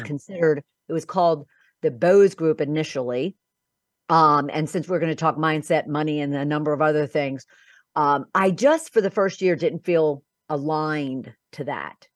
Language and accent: English; Philadelphia, Pennsylvania, United States; moved away as an adult; also born or lived in Boca Raton, Florida; I'm originally from Philadelphia, um, and, uh, my background really started in my home because I'm one of twelve children